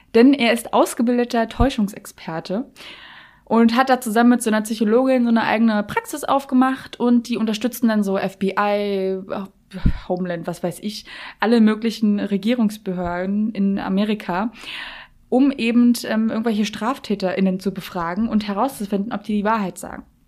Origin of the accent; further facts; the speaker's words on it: Berlin, Germany; ich komme ja aus Berlin